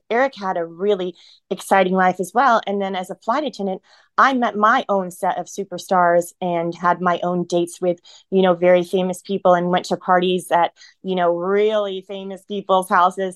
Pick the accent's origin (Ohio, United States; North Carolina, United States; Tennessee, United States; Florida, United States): Ohio, United States; moved away as an adult; also born or lived in San Francisco / Los Angeles; back where I live now in Ohio. I went back to my hometown and I'm living here now